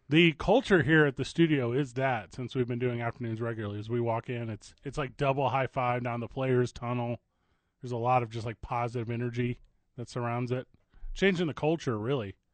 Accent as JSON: {"language": "English", "town": "Wood River", "region": "Illinois", "country": "United States", "tie": "born or raised there", "moved": "yes", "lives_now": "Albuquerque, United States", "said": "I grew up in St. Louis, Missouri, right outside St. Louis, Missouri, in a little suburb called Wood River, Wood River, Illinois"}